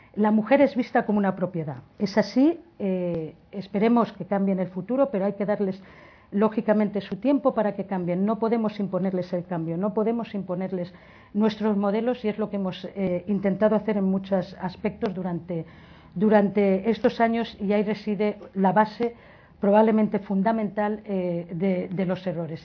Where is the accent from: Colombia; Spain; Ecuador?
Spain; Valencian Community; soy valenciana